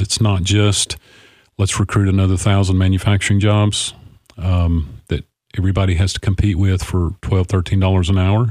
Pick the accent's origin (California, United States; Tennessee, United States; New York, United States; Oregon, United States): Tennessee, United States; Clarksville; of this beautiful city. It's my hometown